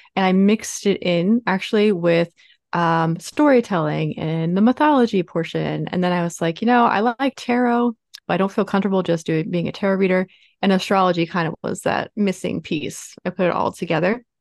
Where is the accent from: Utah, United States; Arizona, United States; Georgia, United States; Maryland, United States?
Maryland, United States; Baltimore; moved away as an adult; also born or lived in Los Angeles; I am from Baltimore, Maryland, in the States, uh, a very post-industrial town.